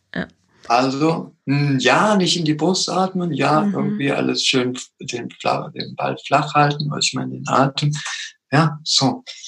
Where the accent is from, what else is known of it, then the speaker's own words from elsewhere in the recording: Germany; also born or lived in Peru; bin als kleiner Junge dreijährig nach Deutschland gekommen